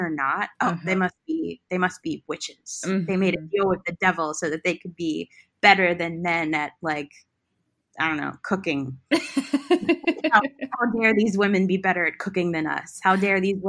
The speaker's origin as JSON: {"language": "English", "town": "West Chester", "region": "Pennsylvania", "country": "United States", "tie": "born or raised there", "said": "I was born here on August 28th, 1989 at 12:04 p.m. in Westchester, Pennsylvania"}